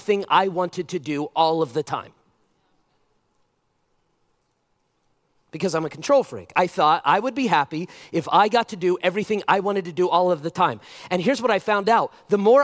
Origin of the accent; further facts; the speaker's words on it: United States; I'm an American